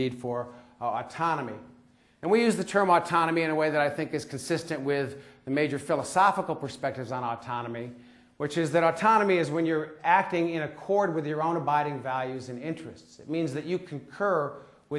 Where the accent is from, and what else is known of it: United States; accent: American